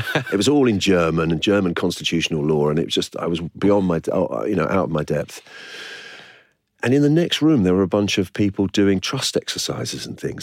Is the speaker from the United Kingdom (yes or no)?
yes; London, United Kingdom; I was born in Islington and grew up there